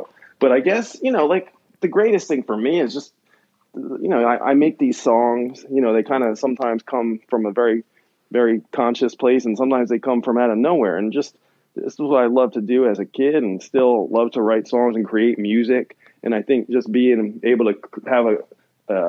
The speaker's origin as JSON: {"language": "English", "region": "New Jersey", "country": "United States", "tie": "born or raised there", "moved": "yes", "lives_now": "California, United States", "said": "I grew up in New Jersey"}